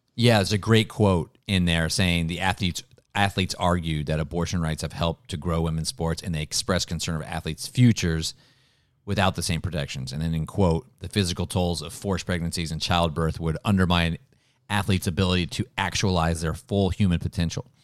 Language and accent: English; Ohio, United States; I'm from Ohio